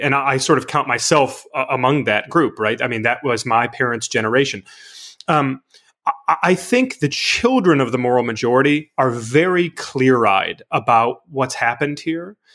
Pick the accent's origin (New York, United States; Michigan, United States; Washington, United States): Michigan, United States; the church where I grew up in Michigan